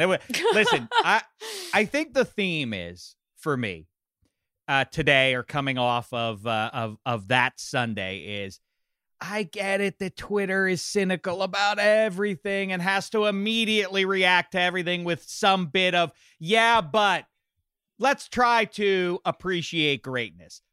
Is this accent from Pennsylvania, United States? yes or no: yes; Pittsburgh, Pennsylvania, United States; I can't even recognize my hometown of Pittsburgh